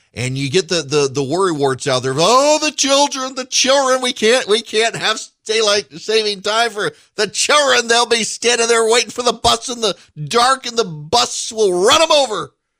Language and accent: English; Louisiana, United States; I grew up in Louisiana